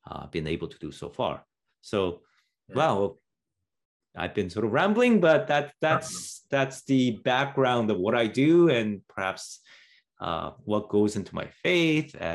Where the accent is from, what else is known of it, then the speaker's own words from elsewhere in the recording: Canada; as, as a Canadian, I have to say that that that stuff looks crazy.